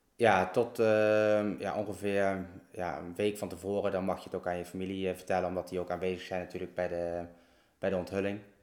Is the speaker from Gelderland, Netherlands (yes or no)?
yes; Oosterhout, Gelderland, Netherlands; also born or lived in Berg en Dal / Groesbeek; ik ben dus geboren in Bergendal. Uh, ja, hoe oud was ik? Ik denk een jaar of vijf, zes. Toen eh, zijn wij in Oosterhout, Neulenhout, komen wonen